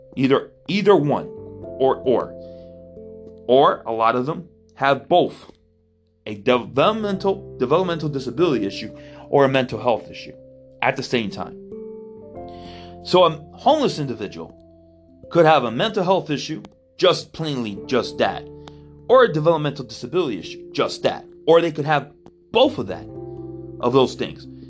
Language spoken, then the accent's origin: English; Miami, Florida, United States; I was born and raised in Miami, Florida